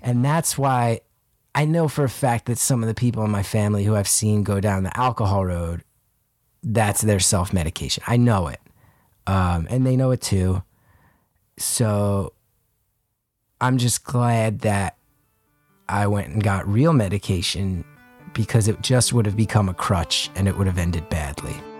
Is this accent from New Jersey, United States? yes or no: yes; New Jersey, United States; growing up in New Jersey, there's a strong culture of just, like, greasy food